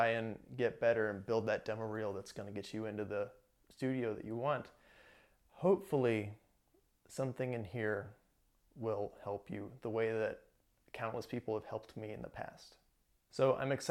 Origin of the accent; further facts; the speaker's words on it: Midwest, United States; now in California, United States; I grew up in the Midwest